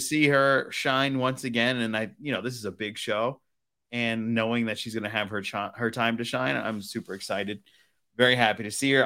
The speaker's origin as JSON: {"language": "English", "town": "Providence", "region": "Rhode Island", "country": "United States", "tie": "born or raised there", "said": "I was born in, in Providence, Rhode Island, and I grew up in Fox Point, Rhode Island"}